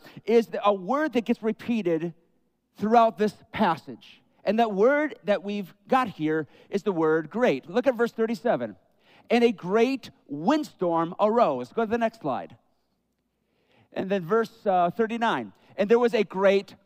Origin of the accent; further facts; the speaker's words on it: Great Lakes, United States; growing up around the Great Lakes